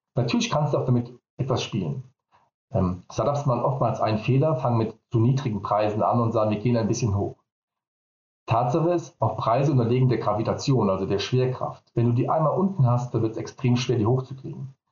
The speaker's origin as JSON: {"language": "German", "town": "Vallendar", "region": "Rhineland-Palatinate", "country": "Germany", "said": "komme ich aus Fallen dabei Koblenz"}